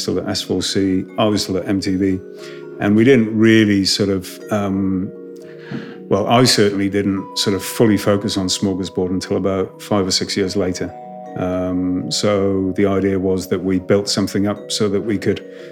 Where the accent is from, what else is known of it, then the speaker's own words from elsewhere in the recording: Wales, United Kingdom; also born or lived in Reading / Amsterdam; as a Welshman